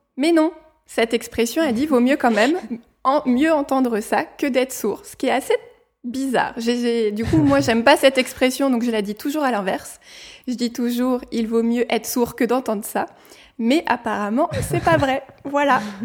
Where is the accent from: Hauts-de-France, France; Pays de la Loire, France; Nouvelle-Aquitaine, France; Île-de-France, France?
Île-de-France, France; Paris region; now in Nantes, France; Je viens de la région parisienne et actuellement je vis à Nantes.